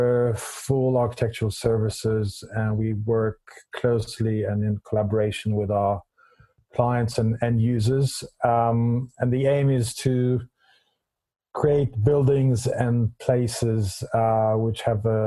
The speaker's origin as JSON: {"language": "English", "country": "Israel", "moved": "as an adult", "lives_now": "London, United Kingdom", "said": "I'm originally from Israel. I came to London in 93"}